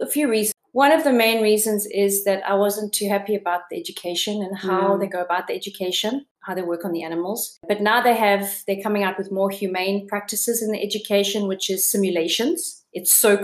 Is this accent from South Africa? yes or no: yes; South Africa; moved away as an adult; now in Copenhagen, Denmark; I am from South Africa and I live in Copenhagen in Amma Bronx